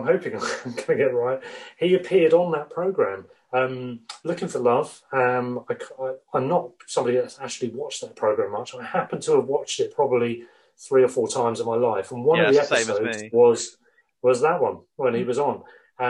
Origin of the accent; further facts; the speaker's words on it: Worthing, South East England, United Kingdom; I was obviously saying I was from Worthing. These guys were from Bognor.